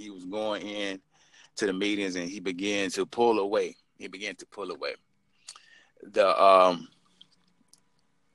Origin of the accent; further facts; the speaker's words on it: South Georgia, United States; I had a family growing up in South Georgia